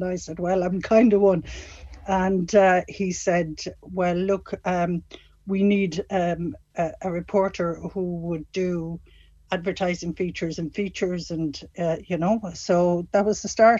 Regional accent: Castlerea, Connacht, Ireland; my hometown, Castlereagh.

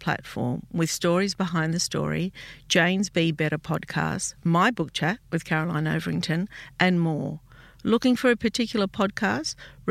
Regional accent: Australia; I grew up in Australia

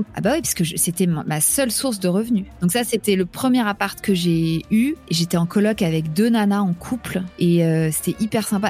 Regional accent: Paris, Île-de-France, France; also born or lived in New York, United States; je suis parisienne

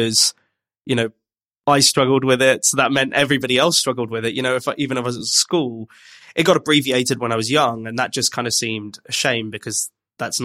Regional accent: Birmingham, West Midlands, United Kingdom; now in London, United Kingdom; I grew up in Birmingham

